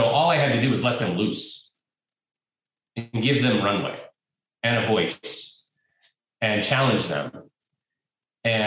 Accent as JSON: {"language": "English", "town": "Portland", "region": "Oregon", "country": "United States", "tie": "born or raised there", "said": "born and raised here in Portland"}